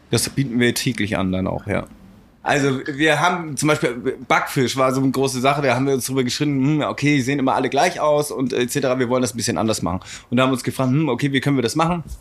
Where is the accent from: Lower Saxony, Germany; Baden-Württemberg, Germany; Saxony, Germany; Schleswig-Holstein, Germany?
Schleswig-Holstein, Germany; Travemünde; Aus Travemünde als Souvenir.